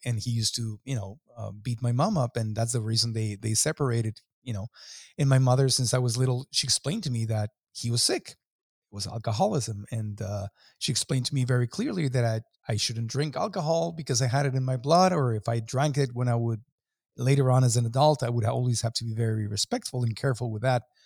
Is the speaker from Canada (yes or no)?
no; Mexico; growing up in Mexico